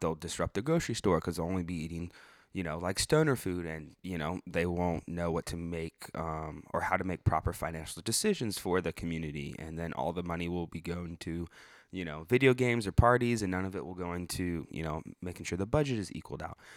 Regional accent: Illinois, United States; I grew up in Illinois during right at the end of the Jordan era

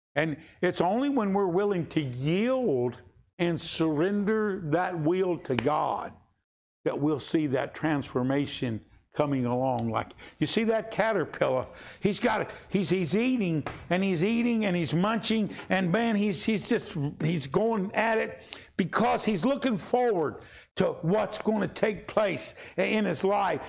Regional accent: Kentucky, United States; we're from Kentucky

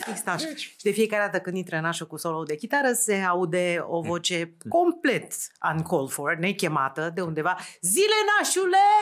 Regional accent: Romania; din România lucrez la o televizie

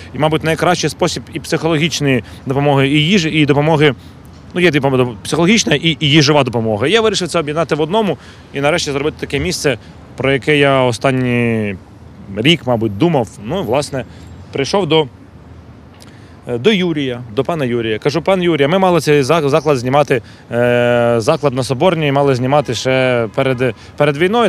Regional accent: Kyiv, Ukraine; я м, киянин

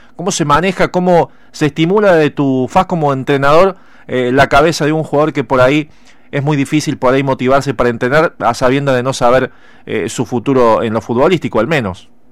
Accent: Argentina; casi 45 millones de argentinos

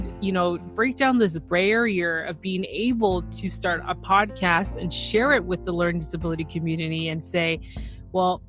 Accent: Toronto, Ontario, Canada; So I am from Toronto, Ontario, Canada.

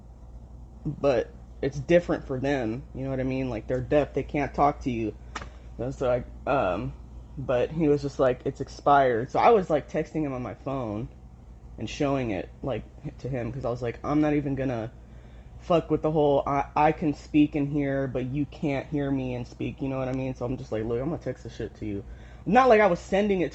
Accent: Southern California, United States; I grew up in Southern California

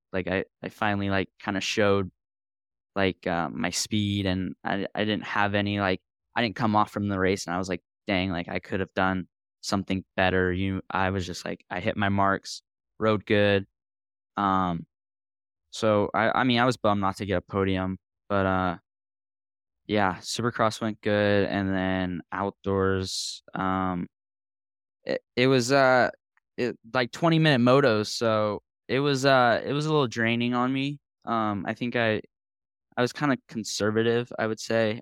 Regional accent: Central Coast, California, United States; growing up on the Central Coast

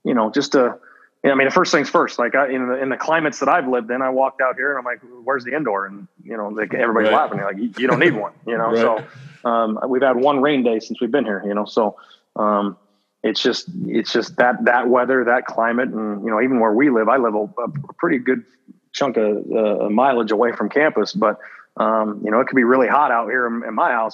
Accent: West Coast, United States; now in Los Angeles, United States; growing up on the West Coast

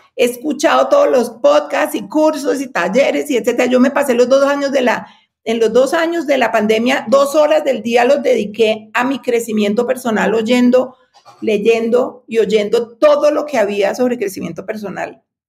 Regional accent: Cali, Valle del Cauca, Colombia; also born or lived in United States; now in Bogotá, Colombia; yo nací en Cali, pero me vine a estudiar en Bogotá y me quedé en Bogotá.

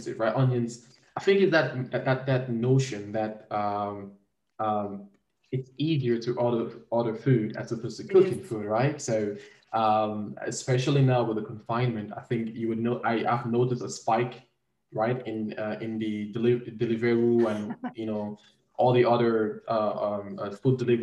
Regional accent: Cameroon; moved away; I'm originally from Cameroon

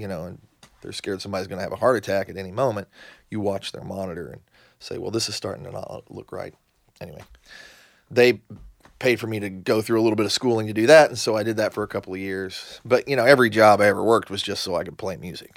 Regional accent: southern Indiana, United States; also born or lived in Yuma, Arizona; now in Nashville, United States; I grew up in, uh, southern Indiana.

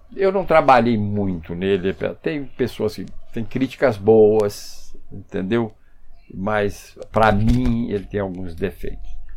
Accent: Brazil; mas mesmo na, na infância eu morei eu nasci aqui na Rua da Cutia

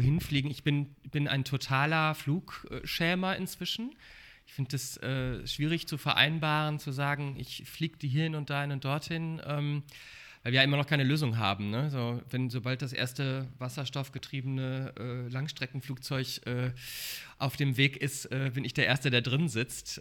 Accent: Sauerland, North Rhine-Westphalia, Germany; now in Berlin, Germany; Ich bin aus, vom Dorf. Ähm, ich komme aus dem Sauerland, aus Nordrhein-Westfalen kleines, kleine Stadt im Sauerland

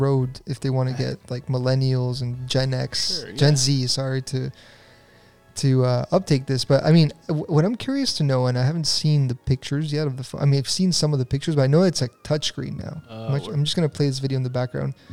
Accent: San Diego, California, United States; growing up in SoCal, you know, in San Diego

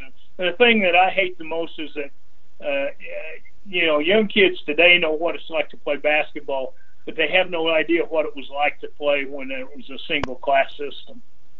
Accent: Mount Pleasant, near Loogootee, Indiana, United States; moved away; where my old home was, a place called Mount Pleasant, a couple of miles out of town.

